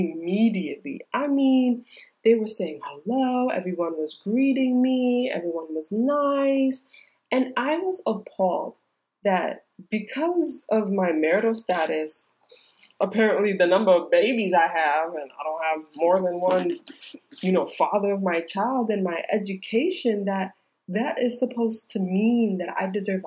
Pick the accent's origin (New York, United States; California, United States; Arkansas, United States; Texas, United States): New York, United States; moved away as an adult; also born or lived in Georgia; I'm from New York. All of my care has ever only been in New York